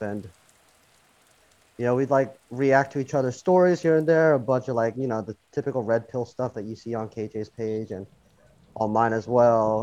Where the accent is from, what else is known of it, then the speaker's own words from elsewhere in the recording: United States; also born or lived in Korea; I moved to the States when I was a baby